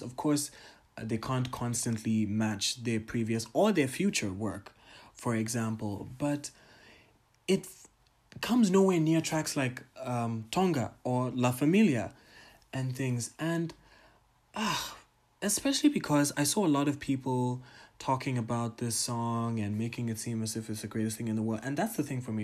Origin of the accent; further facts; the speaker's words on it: Tanzania; my home country, Tanzania